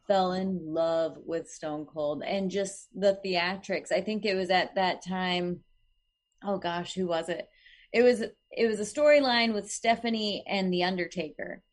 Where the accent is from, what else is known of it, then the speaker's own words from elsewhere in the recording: Oklahoma, United States; moved away; I'm from Oklahoma, so this is gonna be, like, my home state